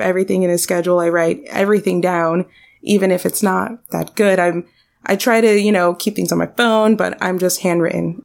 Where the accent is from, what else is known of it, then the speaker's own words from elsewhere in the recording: Miami, Florida, United States; I'm born and raised in Miami.